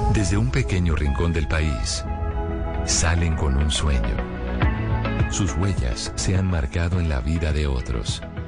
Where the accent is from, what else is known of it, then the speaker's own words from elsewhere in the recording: Paisa, Antioquia, Colombia; moved away; hace muchos años ya salí de Colombia, pero eh, toda mi familia está en Colombia y soy muy orgullosa de ser paisa.